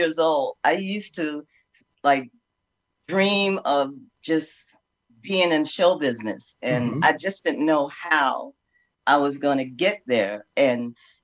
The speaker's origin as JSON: {"language": "English", "town": "New York City", "region": "New York", "country": "United States", "tie": "born or raised there", "said": "a young girl growing up in the Bronx"}